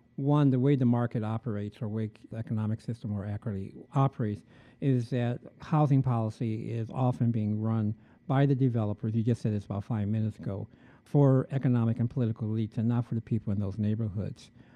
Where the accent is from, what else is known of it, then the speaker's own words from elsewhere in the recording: Chicago, Illinois, United States; growing up in Chicago